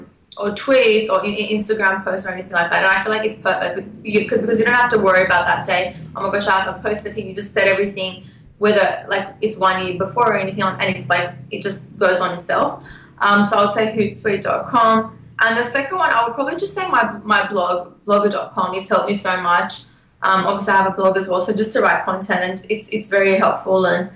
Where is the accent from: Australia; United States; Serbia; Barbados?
Australia; accent: Australian; my Australian accent